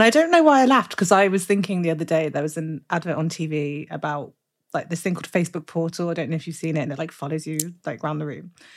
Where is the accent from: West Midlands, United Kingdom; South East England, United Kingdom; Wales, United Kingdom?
West Midlands, United Kingdom; Birmingham; I'm from Brum